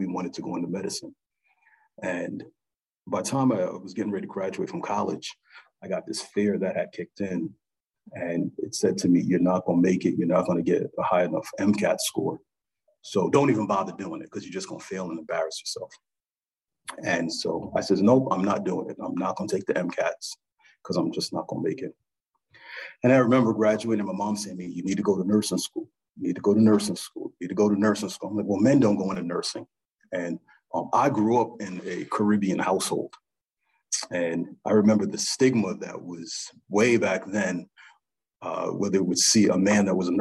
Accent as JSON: {"language": "English", "region": "New Jersey", "country": "United States", "tie": "born or raised there", "moved": "yes", "lives_now": "St. Louis, United States", "said": "growing up, I grew up in New Jersey"}